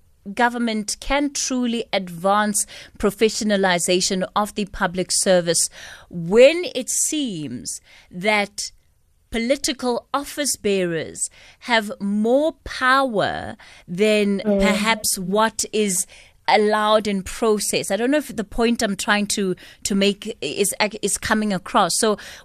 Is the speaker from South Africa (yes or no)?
yes; South Africa; we as the South African public